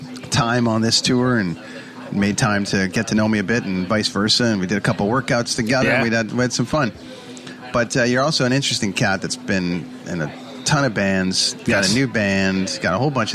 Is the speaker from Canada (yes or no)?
yes; Canada; I'm a Canadian in New York